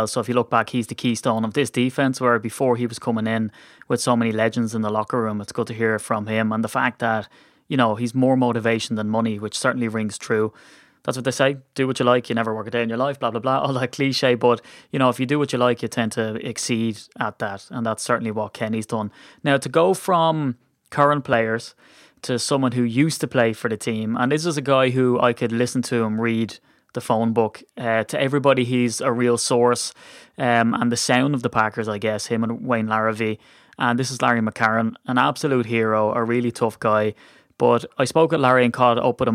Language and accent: English; Ireland; as an Irishman